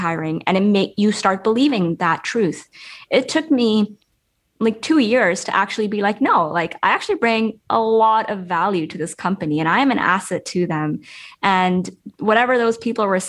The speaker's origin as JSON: {"language": "English", "country": "Pakistan", "moved": "yes", "said": "I was this girl from Pakistan"}